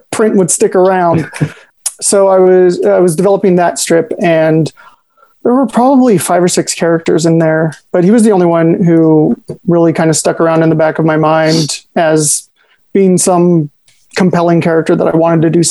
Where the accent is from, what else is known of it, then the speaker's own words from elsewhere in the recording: Salinas, California, United States; I grew up in Salinas